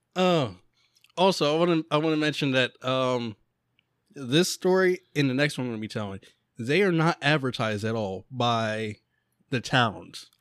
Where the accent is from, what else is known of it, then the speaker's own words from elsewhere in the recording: Central Pennsylvania, United States; we are from Central Pennsylvania.